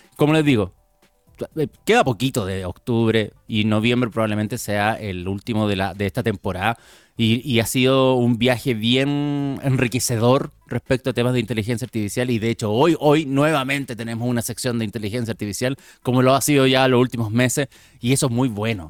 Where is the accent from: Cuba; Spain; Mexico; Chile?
Chile; nosotros como chilenos